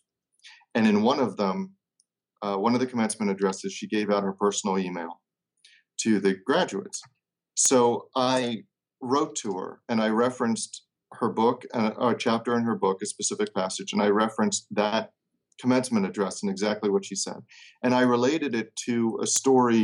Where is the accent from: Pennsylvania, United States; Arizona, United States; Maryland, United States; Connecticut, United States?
Maryland, United States; Baltimore; my hometown of Baltimore